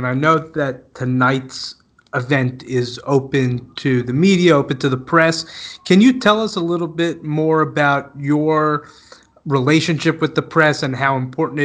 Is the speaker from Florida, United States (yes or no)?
yes; Florida, United States; also born or lived in New York; somebody who grew up in Florida myself, I was born in New York, grew up in Florida